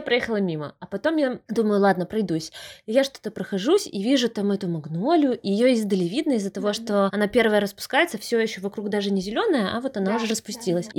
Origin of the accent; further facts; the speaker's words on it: Brest, Brest Region, Belarus; Брест супер зеленый, он реально очень зеленый, и мне кажется, этим уже отличается наш город от многих других